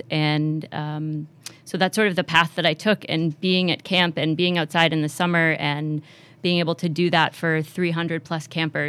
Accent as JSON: {"language": "English", "town": "Marblehead", "region": "Massachusetts", "country": "United States", "said": "I am from Marblehead, so I did Children's Island up in Marblehead through"}